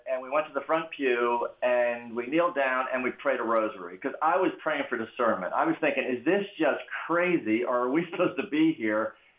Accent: Bronx, New York, United States; Now, I have to tell you, I'm from the Bronx, New York.

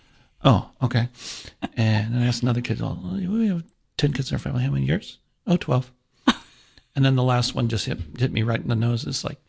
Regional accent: Artesia, California, United States; I actually grew up in the Los Angeles area, a little town called Artesia. Or Cerritos, this Artesia Cerritos.

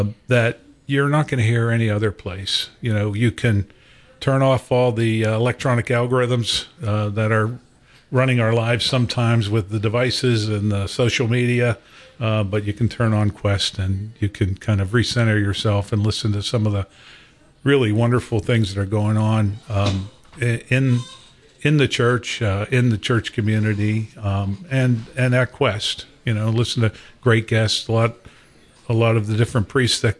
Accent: Pittsburgh, Pennsylvania, United States; also born or lived in Racine, Wisconsin; I was born in Wisconsin. My family moved to Pittsburgh. I'm one of seven children

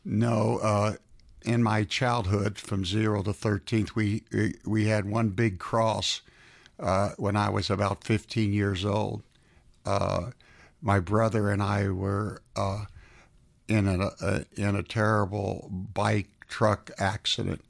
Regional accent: South Florida, United States; now in Atlanta, United States; I was raised in South Florida.

